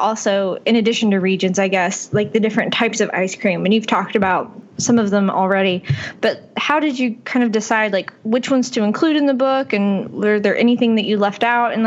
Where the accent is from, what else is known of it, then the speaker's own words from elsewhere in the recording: Knoxville, Tennessee, United States; I grew up in Knoxville